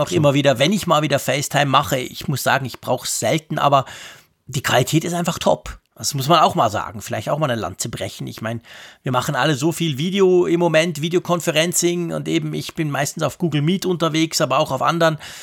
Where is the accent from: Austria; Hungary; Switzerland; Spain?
Switzerland; da sind wir Schweizer